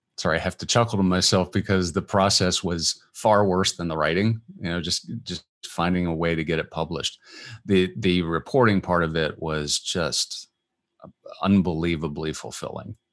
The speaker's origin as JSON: {"language": "English", "town": "Washington", "region": "District of Columbia", "country": "United States", "tie": "born or raised there", "moved": "yes", "lives_now": "Atlanta, United States", "said": "my hometown, uh, Washington, D C."}